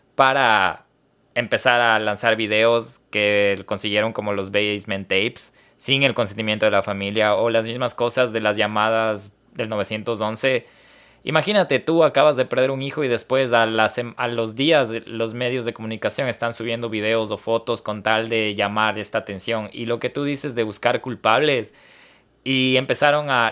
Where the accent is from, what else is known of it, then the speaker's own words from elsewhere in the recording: Ecuador; como ecuatoriano